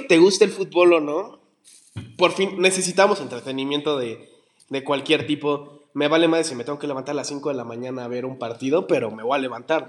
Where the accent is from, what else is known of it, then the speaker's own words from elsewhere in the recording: Mexico; nosotros siendo como mexicanos una raza chiquita